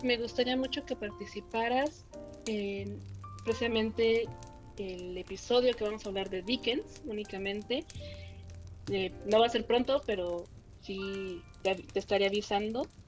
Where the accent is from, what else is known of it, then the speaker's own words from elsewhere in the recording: Mexico; soy mexicana